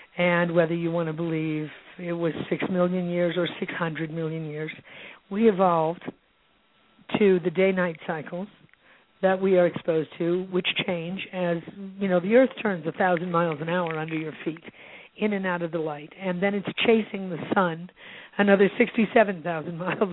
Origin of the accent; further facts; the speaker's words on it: Illinois, United States; also born or lived in Santa Barbara; now in Santa Fe, United States; I grew up in the Midwest, and in Illinois